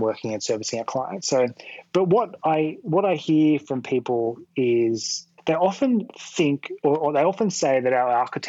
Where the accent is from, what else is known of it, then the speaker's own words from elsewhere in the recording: Sydney, New South Wales, Australia; I grew up in Western Sydney originally